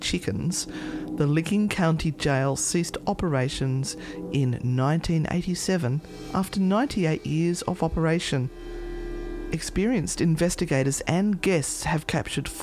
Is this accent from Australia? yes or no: yes; Australia; accent: Aussie; It's my Aussie accent.